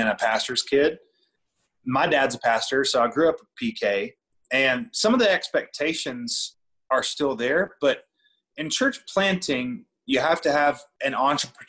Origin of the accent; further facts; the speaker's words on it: Southeast, United States; moved away as an adult; also born or lived in Virginia / Atlanta, Georgia / Raleigh, North Carolina / Tennessee; now in Montana, United States; I grew up in the Southeast pretty much my whole life